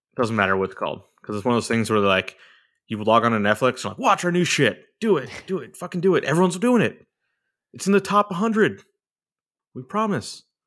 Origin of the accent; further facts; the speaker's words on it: Orange, California, United States; moved away; it took place in the city of Orange, my hometown